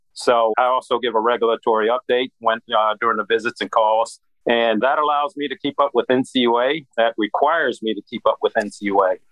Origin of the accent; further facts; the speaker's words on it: Midwest, United States; moved away as an adult; now in Atlanta, United States; I'm from the Midwest